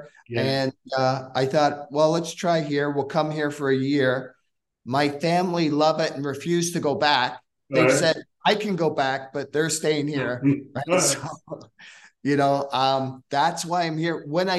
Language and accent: English; Scotland, United Kingdom; now in Hamilton, Canada; I came from Scotland, right, and to Hamilton, Ontario.